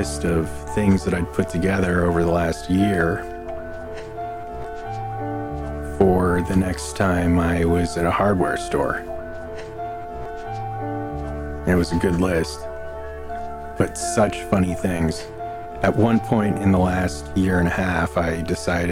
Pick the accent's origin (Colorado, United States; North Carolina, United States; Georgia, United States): Colorado, United States; Denver; moved away; also born or lived in Chicago; I grew up in Denver, which is one of the sunniest parts of the country